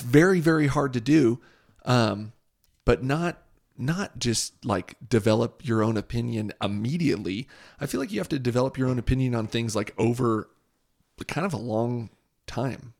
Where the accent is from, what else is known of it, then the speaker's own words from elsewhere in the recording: Southern California, United States; growing up in Southern California